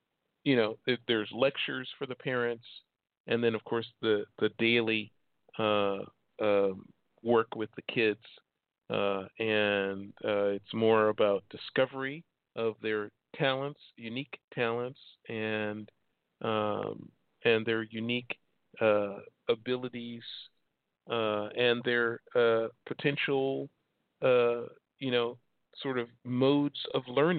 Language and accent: English; Chicago, Illinois, United States; moved away as an adult; also born or lived in Oregon; now in Hermosa Beach, United States; I was born and raised in Chicago, moved here in 85.